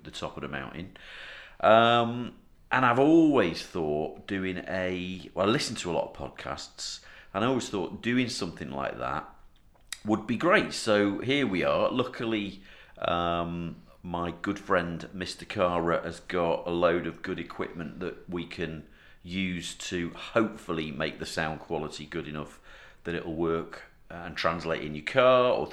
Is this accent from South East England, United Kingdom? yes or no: no; North Wales, United Kingdom; I'm from North Wales, and we are Woollybacks